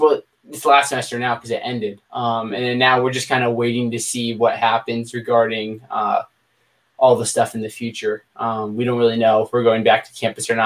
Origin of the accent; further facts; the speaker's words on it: Pennsylvania, United States; now in Virginia, United States; I live in Virginia now, but I was born in Pennsylvania